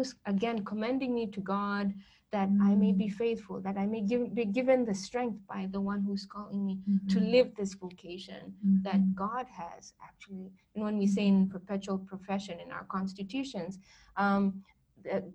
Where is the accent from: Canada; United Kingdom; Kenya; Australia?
Kenya; Nyeri, Central Kenya; first language Kikuyu; English is a second language; moved away as an adult; now in United States; I come from the central part of Kenya, which is called Nyeri